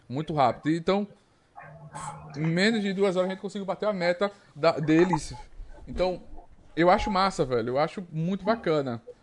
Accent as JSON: {"language": "Portuguese", "town": "Arapiraca", "region": "Alagoas", "country": "Brazil", "said": "Eu sou de Arapiraca, tenho orgulho"}